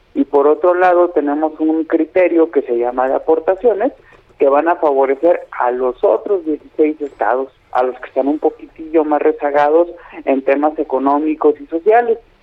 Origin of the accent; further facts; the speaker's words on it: Mexico; problemas que nos atañen a todos como pues mexicanos